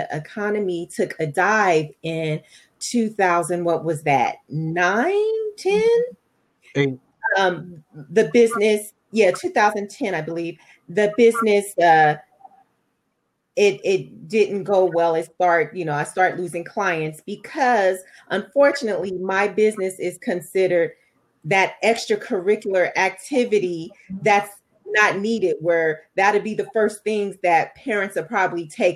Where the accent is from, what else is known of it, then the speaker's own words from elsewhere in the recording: Los Angeles, California, United States; now in Perris, United States; I'm a native of Southern California. To be more exact, I'm from South Central